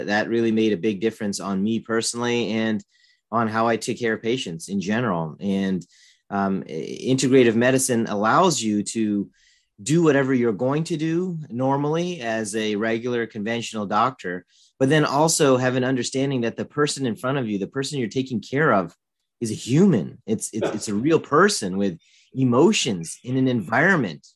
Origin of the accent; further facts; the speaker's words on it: Northern Virginia, United States; moved away as an adult; also born or lived in Michigan; I was born in Virginia and grew up in Northern Virginia, and lived there most of my life